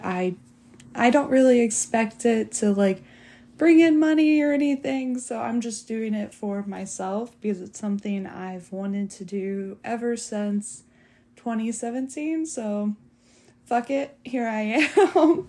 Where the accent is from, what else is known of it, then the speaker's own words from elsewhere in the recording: United States; being American